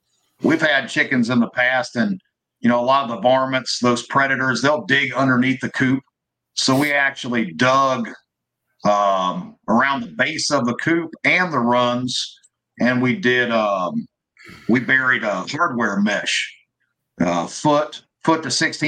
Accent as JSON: {"language": "English", "region": "Missouri", "country": "United States", "said": "I'm from Missouri, you know, goat roping, sheep herding."}